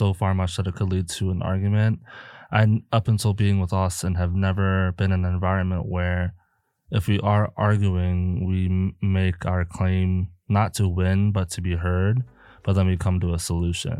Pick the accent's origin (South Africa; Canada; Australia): South Africa; now in Milwaukee, United States; I am from South Africa. And whenever I'm talking to my family or friends, my accent switches.